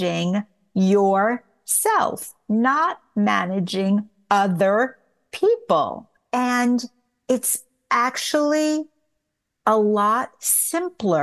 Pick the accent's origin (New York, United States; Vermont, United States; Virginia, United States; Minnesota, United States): New York, United States; also born or lived in Tucson, Arizona; now in Los Angeles, United States; I'm from New York originally. I had moved to Tucson, Arizona